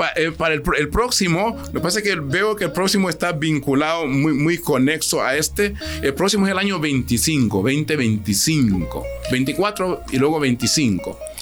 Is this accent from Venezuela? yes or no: no; Honduras; mi país, a nuestro país